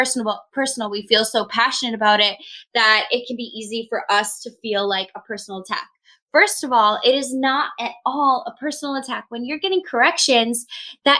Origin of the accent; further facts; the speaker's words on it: New Hampshire, United States; now in New York City, United States; I'm originally from New Hampshire and based in New York City